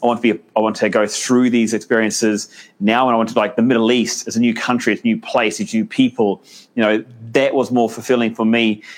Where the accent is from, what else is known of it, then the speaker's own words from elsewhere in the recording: New Zealand; I'm a Kiwi